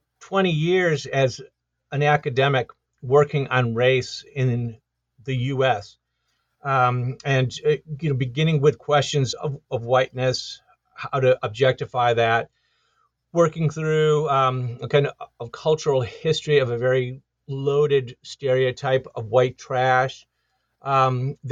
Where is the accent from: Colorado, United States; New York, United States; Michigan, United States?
Michigan, United States; Detroit; I grew up in Detroit, Michigan, and I, that was in the 1970s